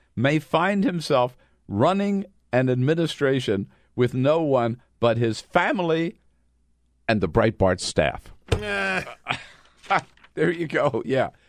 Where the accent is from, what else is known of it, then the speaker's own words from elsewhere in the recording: California, United States; also born or lived in Los Angeles; now in Washington, D.C., United States; as a Californian uh, and spending so many years in Los Angeles